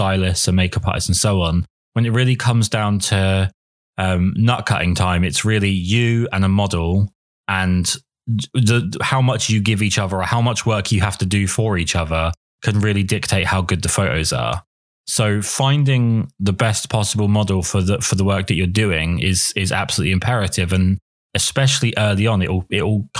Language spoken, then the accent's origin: English; England, United Kingdom; I'm English